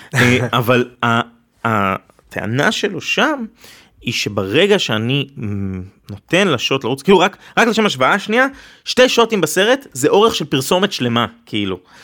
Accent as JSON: {"language": "Hebrew", "country": "Israel", "said": "אני כישראלי יהודי"}